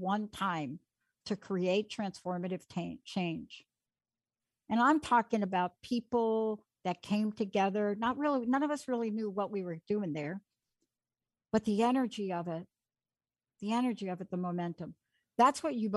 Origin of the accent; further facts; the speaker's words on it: East Coast, United States; I'm from the East Coast